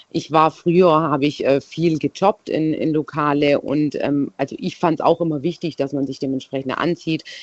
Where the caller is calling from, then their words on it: Baden-Württemberg, Germany; Stuttgarter Raum.